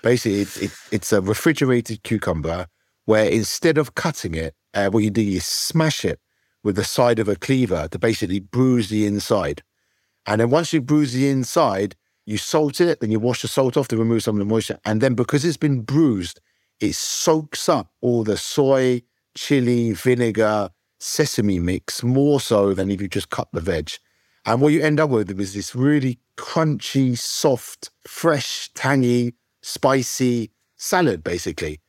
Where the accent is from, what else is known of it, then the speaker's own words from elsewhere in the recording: United Kingdom; I'm at a British school, I wanna be British